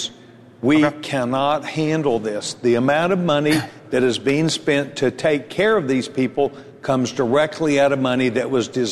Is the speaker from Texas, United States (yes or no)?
yes; Texas, United States; I'm a Texan